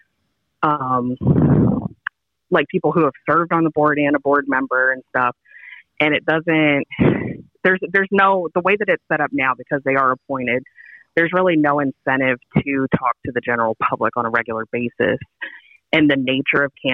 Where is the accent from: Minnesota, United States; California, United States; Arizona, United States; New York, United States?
Arizona, United States; southeast corner of; now in Baltimore, United States; I'm actually from Southwest Arizona, or the southeast corner of Arizona is where I grew up